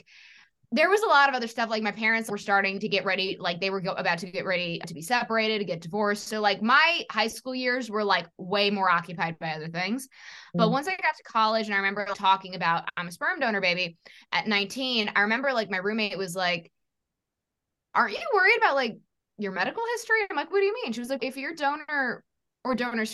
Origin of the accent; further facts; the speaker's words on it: New York City, New York, United States; I was born in 1988 in New York City